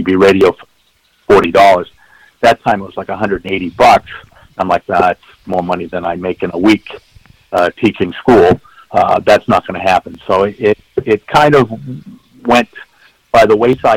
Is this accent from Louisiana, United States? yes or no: no; Lynnfield, Massachusetts, United States; I grew up in the North Shore of Massachusetts in Lynnfield